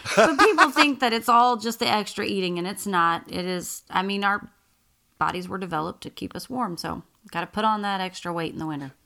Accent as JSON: {"language": "English", "region": "Oklahoma", "country": "United States", "tie": "born or raised there", "moved": "yes", "said": "I grew up in Oklahoma, which is flat and farmland."}